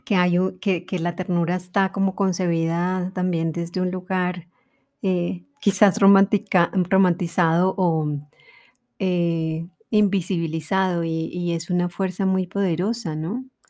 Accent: Colombia

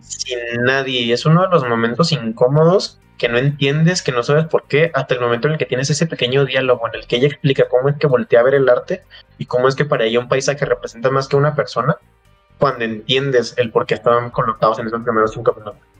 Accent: Mexico; somos mexicanos

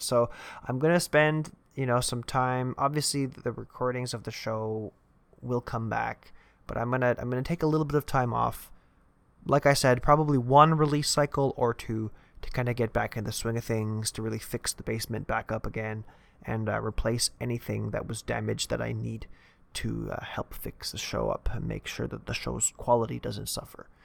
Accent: Canada; I'm also Canadian

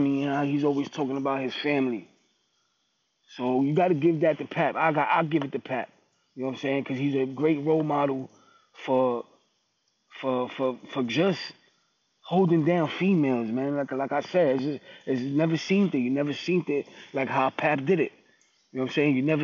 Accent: New York, United States; I'm from New York

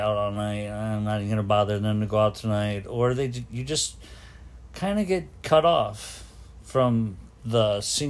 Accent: Detroit, Michigan, United States; I was growing up in Detroit

